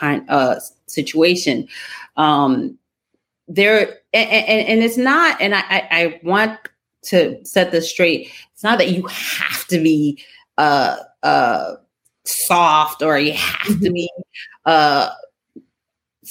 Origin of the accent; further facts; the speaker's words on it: New York City, New York, United States; I grew up in the streets of Brooklyn in the 80s and 90s.